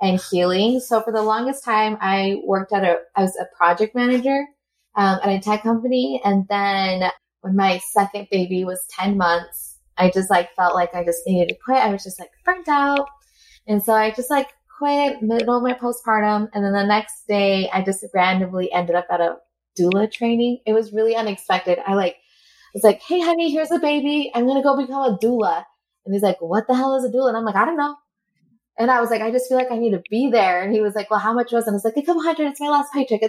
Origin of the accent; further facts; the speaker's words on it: Costa Rica; now in Utah, United States; I am originally from Costa Rica, but right now I live in Utah